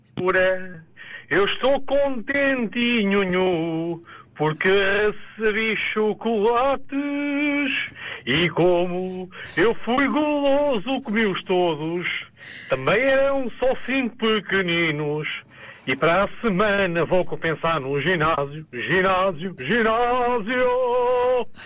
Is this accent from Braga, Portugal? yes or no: yes; Vila Nova de Famalicão, Braga, Portugal; sou de Famalicão, estive em Lisboa, em trabalho